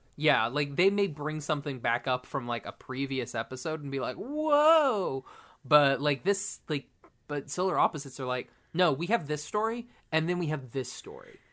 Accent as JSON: {"language": "English", "region": "Oklahoma", "country": "United States", "tie": "born or raised there", "said": "I went to a private school in Oklahoma"}